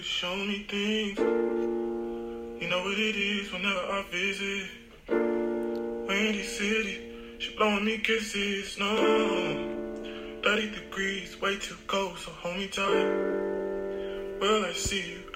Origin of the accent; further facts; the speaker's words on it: Villahermosa, Tabasco, Mexico; now in Niagara University, United States; I'm also from Villahermosa, Tabasco, Mexico